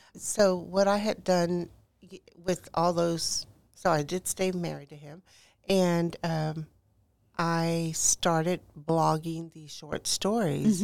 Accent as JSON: {"language": "English", "town": "Houston", "region": "Texas", "country": "United States", "tie": "born or raised there", "said": "I was born and raised in Houston, Texas."}